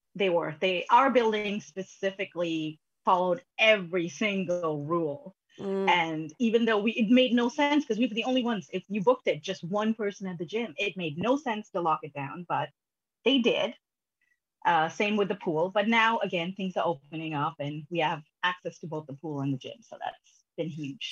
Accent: Sri Lanka; now in Canada; I'm originally from Sri Lanka

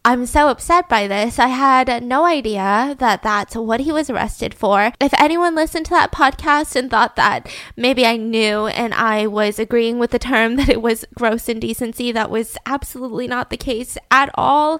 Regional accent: United States; I am an American citizen, born and raised.

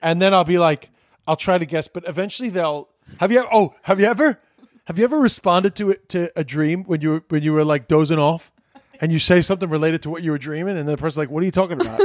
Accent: United States; I'm an American

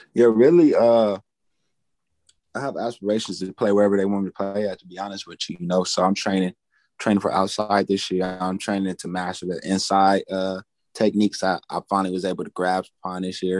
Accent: Pasadena, California, United States; moved away; my hometown, Pasadena

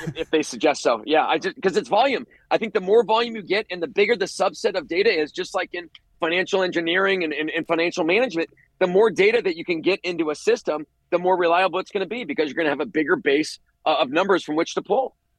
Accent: Ohio, United States; I grew up in Ohio

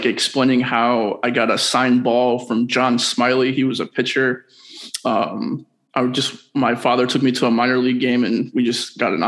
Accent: Columbus, Ohio, United States; I grew up in Columbus, outside of Columbus, Ohio.

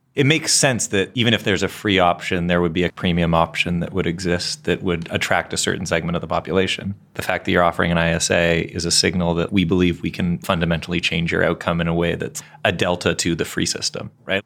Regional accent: Canada; I'm from Canada

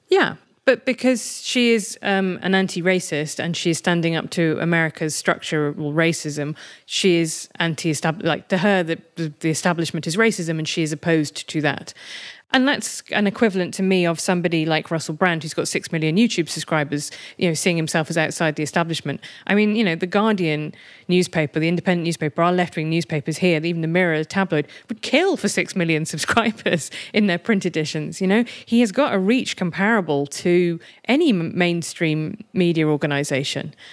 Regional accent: United Kingdom; I'm British and European rather than American

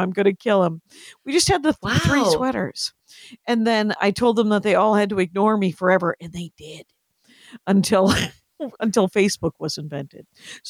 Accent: Wisconsin, United States; In Wisconsin.

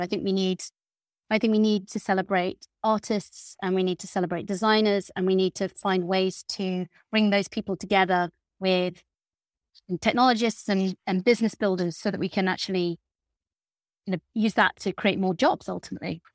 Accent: Lincolnshire, East Midlands, United Kingdom; I grew up in Lincolnshire

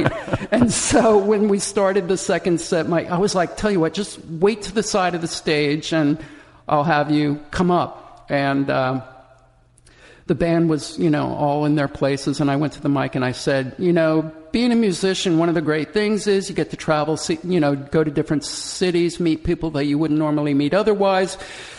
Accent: Charlotte, North Carolina, United States; accent: southern; also born or lived in Des Moines, Iowa / New Jersey; You know, I was born in Des Moines, Iowa, then moved to Charlotte, North Carolina, and then we moved up to Jersey, and I learned very quickly that I had to lose my southern accent as fast as possible

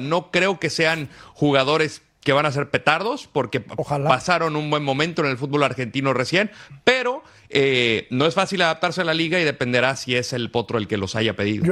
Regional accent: Aguascalientes, Mexico; soy de Aguascalientes, me tocó vivir esa etapa

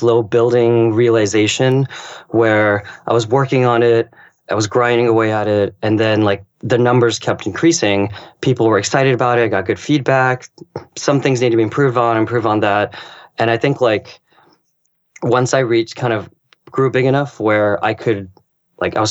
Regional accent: United States; also born or lived in Japan; my ethnic background is Chinese. I was born in America

